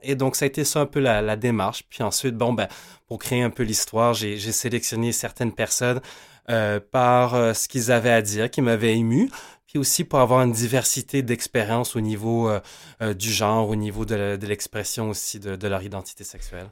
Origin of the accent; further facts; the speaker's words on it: Moncton, New Brunswick, Canada; je viens de Moncton, c'est un, peu un hub, si je peux dire, pour les provinces atlantiques